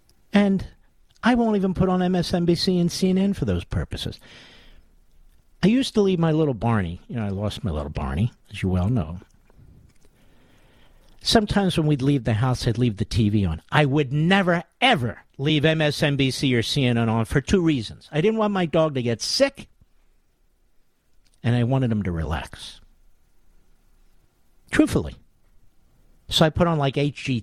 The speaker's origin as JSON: {"language": "English", "region": "Pennsylvania", "country": "United States", "said": "I'm from Pennsylvania"}